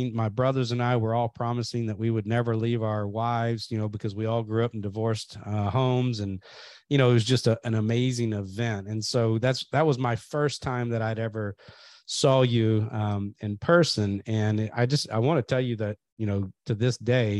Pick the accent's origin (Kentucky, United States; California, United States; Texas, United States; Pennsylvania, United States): Kentucky, United States; I grew up in Kentucky